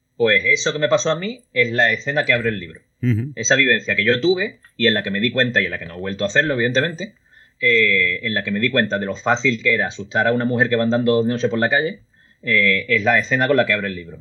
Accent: Cádiz, Andalusia, Spain; moved away as an adult; now in Berlin, Germany; un tío de Cádiz que escribe libros

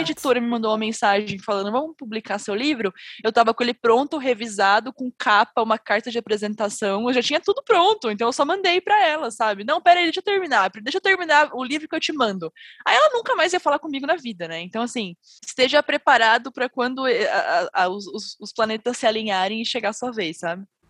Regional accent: Brazil; eu sou brasileira

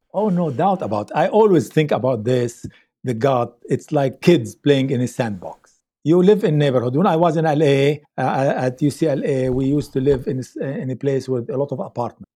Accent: Lebanon; moved away; I grew up in Lebanon

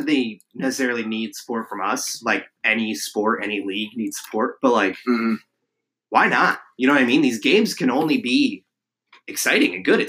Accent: New Jersey, United States; the Metropolitan Riveters out of Monmouth Park, New Jersey, my home state.

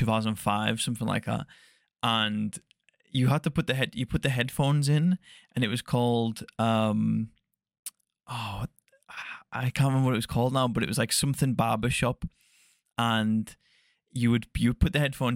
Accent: near the Scottish border, North West England, United Kingdom; So it's like right in the northwest. So it's like just south of like the Scottish border.

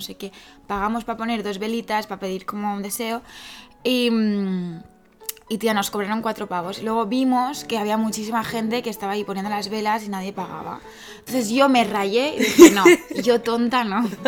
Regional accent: Catalonia, Spain; soy catalana

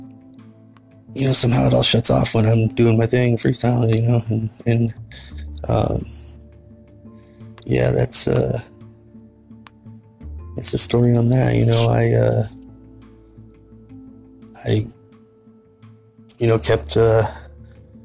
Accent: Tumwater, Washington, United States; I was born and raised in Tumwater, Washington

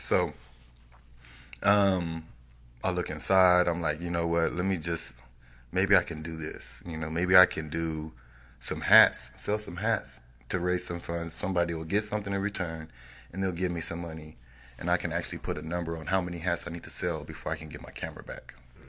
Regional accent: Austin, Texas, United States; Why don't you support me? I'm from Austin.

